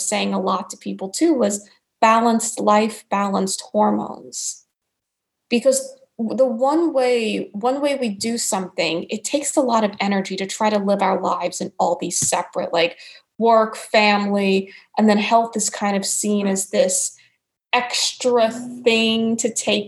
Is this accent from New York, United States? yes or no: yes; New York, United States; accent: New York; So I've kept my New York accent all these years